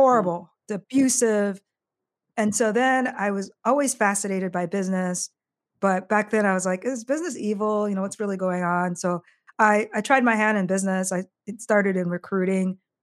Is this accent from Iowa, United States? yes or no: yes; Marshalltown, Iowa, United States; moved away as an adult; now in Chicago, United States; I grew up in a small town in Iowa, Des Moines, or sorry, Marshalltown, Iowa